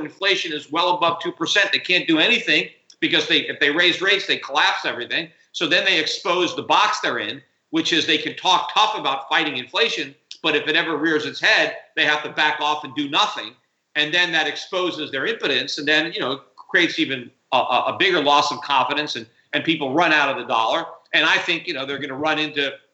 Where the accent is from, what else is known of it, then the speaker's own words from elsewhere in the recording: United States; I'm an American